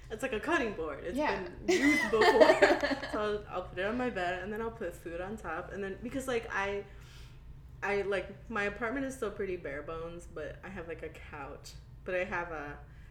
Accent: Oklahoma City, Oklahoma, United States; I grew up in Oklahoma City

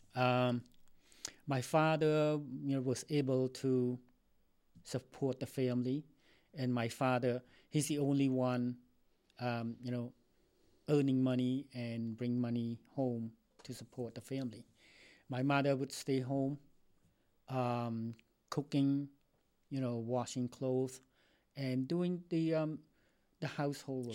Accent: Cambodia; English is a second language; also born or lived in Philippines; now in United States; I'm from Cambodia. I came to this country um, since 1981

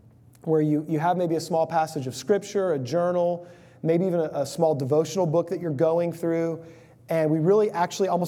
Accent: Houston, Texas, United States; I grew up in the Houston area of Texas

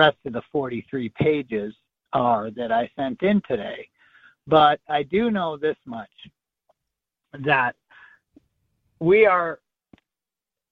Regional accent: Michigan, United States; my allegiance is to the state of Michigan, where I was born.

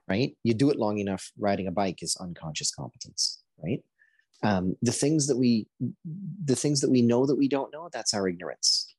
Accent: Guyana; now in Canada; I was born in Guyana

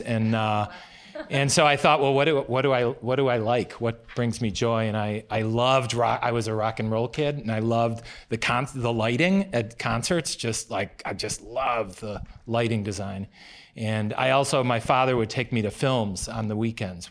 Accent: United States; also born or lived in Chicago, Illinois; I was born in Chicago and, uh, but I moved to a small town near Wisconsin.

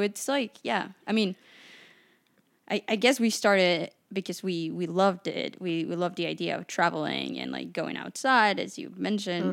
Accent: Mexico City, Mexico; moved away; I grew up in Mexico City

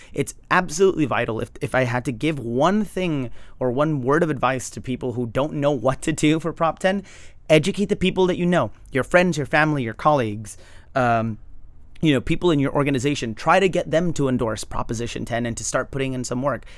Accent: Los Angeles, California, United States; I grew up in Highland Park, which is massively gentrified.

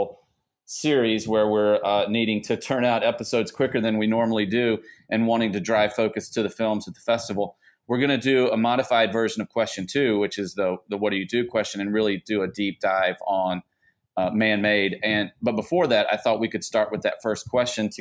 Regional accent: United States; I grew up about an hour and a half north of New Orleans

